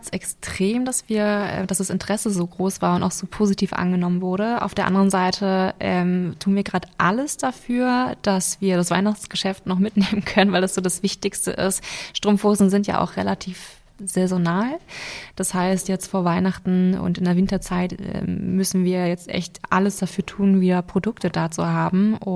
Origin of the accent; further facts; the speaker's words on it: Lower Saxony, Germany; now in Berlin, Germany; Ich komme ursprünglich aus Niedersachsen und lebe jetzt seit zwei Jahren in Berlin